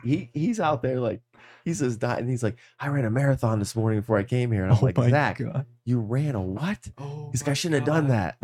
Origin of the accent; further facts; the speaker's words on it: Cleveland, Ohio, United States; And I'm like, I'm from Cleveland. I'm Cleveland.